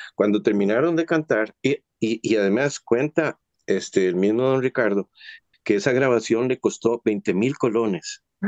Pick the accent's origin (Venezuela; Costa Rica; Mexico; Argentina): Costa Rica; nosotros como costarricenses